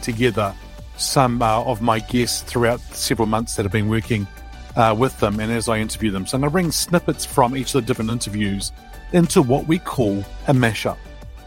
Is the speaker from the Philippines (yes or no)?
no; Greece; Greece is where I originate from